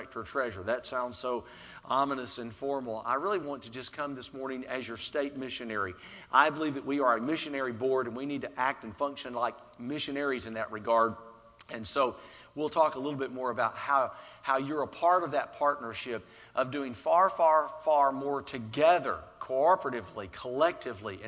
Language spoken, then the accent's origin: English; Alabama, United States; moved away; also born or lived in Little Rock, Arkansas / South Carolina; I'm from Alabama. We call it Birmingham in Alabama.